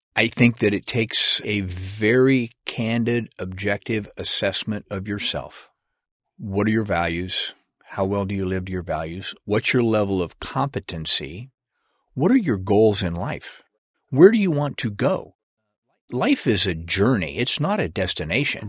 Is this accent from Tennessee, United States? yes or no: no; Washington, United States; moved away as an adult; I grew up in, uh, Washington State